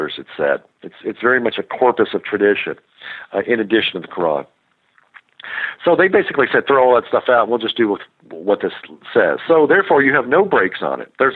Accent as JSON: {"language": "English", "region": "Kentucky", "country": "United States", "tie": "born or raised there", "said": "I grew up in Kentucky"}